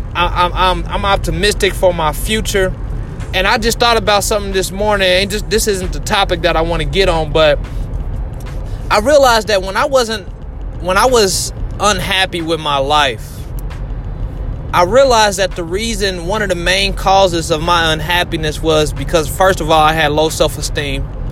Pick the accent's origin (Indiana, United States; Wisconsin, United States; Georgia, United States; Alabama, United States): Indiana, United States; Indianapolis; I'm from Indianapolis.